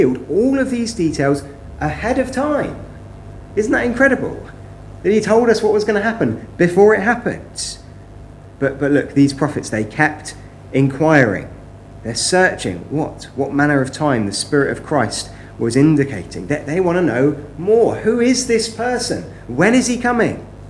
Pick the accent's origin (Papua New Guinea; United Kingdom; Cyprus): United Kingdom; West Country, South West England; Growing up, I was brought up in the West Country.